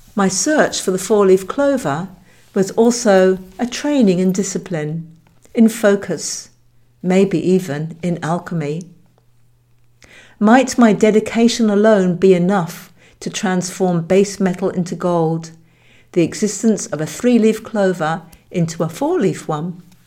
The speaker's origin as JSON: {"language": "English", "area": "Hampshire", "region": "South East England", "country": "United Kingdom", "tie": "born or raised there", "said": "I grew up in Hampshire, England"}